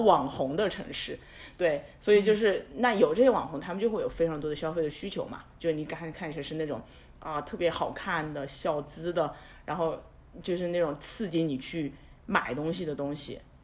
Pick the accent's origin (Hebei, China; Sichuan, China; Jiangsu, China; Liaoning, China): Sichuan, China; also born or lived in Seoul / Beijing / Shanghai; now in Chengdu, China; 我是一个四川人，所以我会觉得说我是有退路的